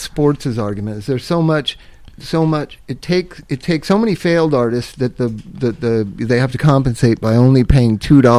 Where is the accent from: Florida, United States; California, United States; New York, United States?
California, United States; Palm Springs; also born or lived in Inglewood / Culver City; I grew up everywhere in Palm Springs, Inglewood, and Culver City.